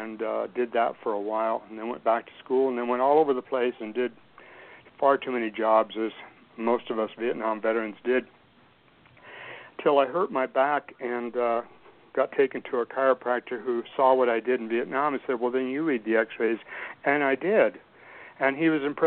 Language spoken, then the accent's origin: English; Albuquerque, New Mexico, United States; I grew up in Albuquerque, New Mexico, in the open fields and terrain of the Southwest Valley way back in the early 60s